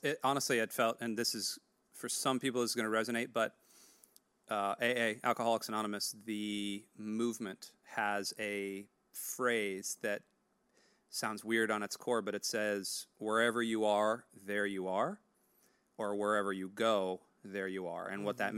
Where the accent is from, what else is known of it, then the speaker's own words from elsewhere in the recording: United States; As an American